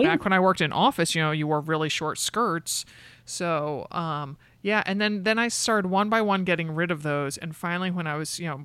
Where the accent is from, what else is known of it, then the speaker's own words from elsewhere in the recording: New York, United States; So growing up outside of New York, you know, I definitely thought you had to dress a certain